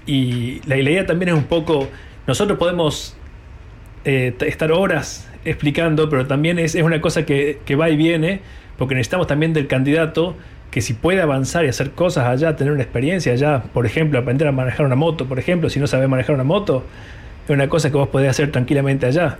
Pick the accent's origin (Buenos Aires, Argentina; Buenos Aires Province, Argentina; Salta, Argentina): Salta, Argentina; moved away as an adult; now in New Zealand; yo soy salteño, tuve la suerte de conocer poetas muy, muy este, de mucho renombre, muchos poetas famosos allá de Salta